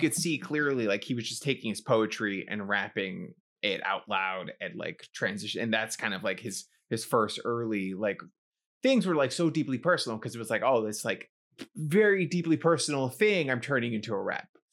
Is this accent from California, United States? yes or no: no; New York City, New York, United States; I was growing up in the Bronx